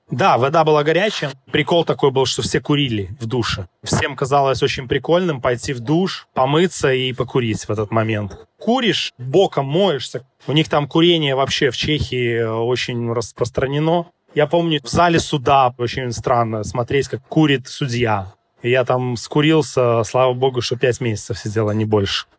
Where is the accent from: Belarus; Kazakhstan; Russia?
Belarus; moved away; я с Белоруссии